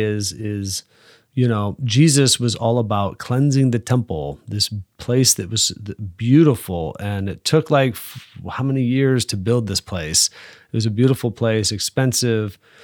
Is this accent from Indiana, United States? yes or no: yes; South Bend, Indiana, United States; now in Fort Wayne, United States; I'm from Holy Family Parish on the west side of South Bend